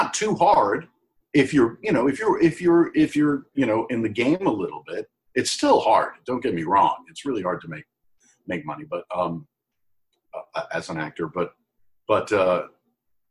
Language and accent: English; Port Washington, New York, United States; moved away; also born or lived in Manhattan, New York / Bethpage, New York / Roslyn, New York; what I consider my hometown is a town called Port Washington, not Port Jefferson, Port Washington, right next to Great Neck